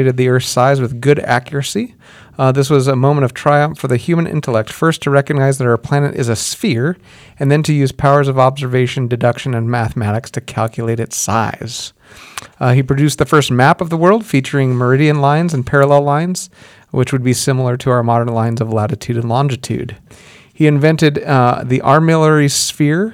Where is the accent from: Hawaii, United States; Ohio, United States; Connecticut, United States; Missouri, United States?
Hawaii, United States; growing up in Hawaii